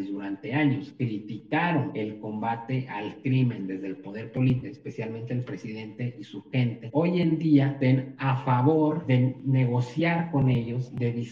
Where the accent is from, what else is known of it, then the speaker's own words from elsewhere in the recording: Mexico; es lo que debe de preocuparnos como mexicanos.